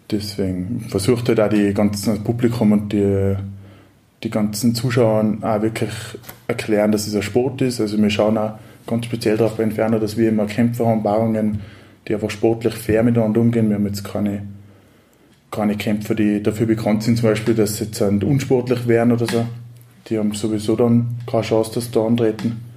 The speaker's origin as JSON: {"language": "German", "town": "Kitzbühel", "region": "Tyrol", "country": "Austria", "said": "also ich komme selber aus dem Raum Kitzbühel"}